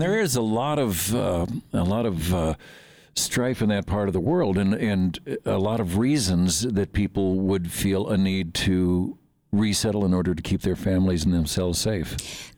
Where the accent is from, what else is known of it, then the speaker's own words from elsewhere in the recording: Midwest, United States; now in Montana, United States; a lot of us grew up there